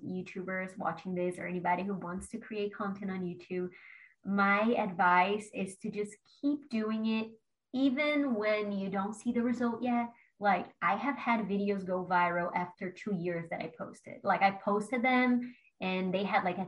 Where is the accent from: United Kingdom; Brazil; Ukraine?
Brazil; moved away as an adult; now in Los Angeles, United States; I'm from Brazil originally, and I like went to college